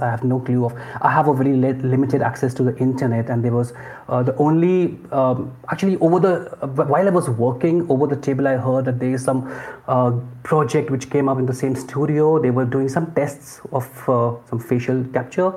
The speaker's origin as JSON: {"language": "English", "town": "Lucknow", "region": "Uttar Pradesh", "country": "India", "tie": "born or raised there", "also_born_or_lived": "Hyderabad / Bangalore", "moved": "as an adult", "lives_now": "Mumbai, India", "said": "I'm from Lucknow. It's a small town in the northern part of India. And I grew up there."}